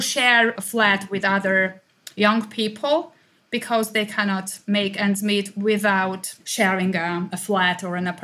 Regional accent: Hungary; I'm from Hungary.

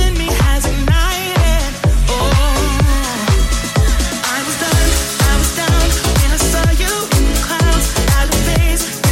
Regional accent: Argentina; moved away as an adult; also born or lived in United States; now in United Kingdom; I'm from Argentina

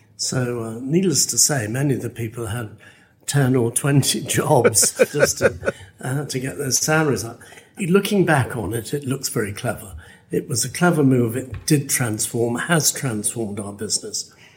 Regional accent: West Midlands, United Kingdom; I'm English. I'm from this neck of the woods, which is the Midlands.

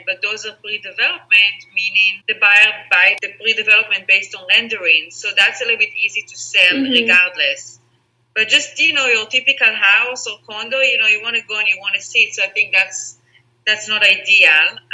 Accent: Israel; English is a second language; moved away as an adult; also born or lived in Spain / Singapore / Netherlands; now in Los Angeles, United States; So I'm from Israel. My mom is from Israel. My dad is from Holland, the Netherlands, but I grew up in Israel.

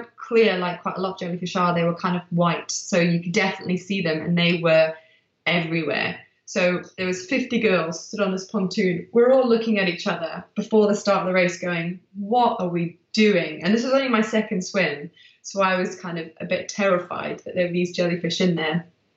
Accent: Manchester, North West England, United Kingdom; also born or lived in South Africa; I'm from Manchester.

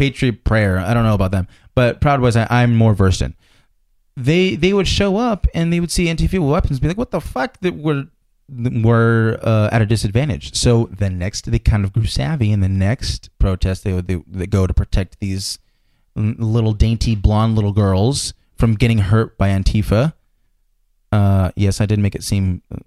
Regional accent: United States; I'm glad I was born in America.

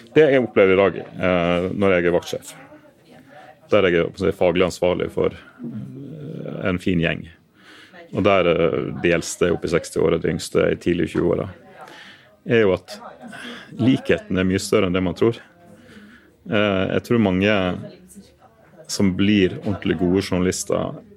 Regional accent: Western Norway, Norway; moved away as an adult; now in Oslo, Norway; jeg er jo vestlending, og har denne jobben her i Oslo fram til etter valget.

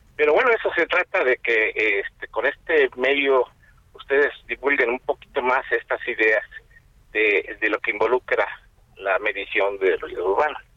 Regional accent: Mexico; Nosotros como mexicanos

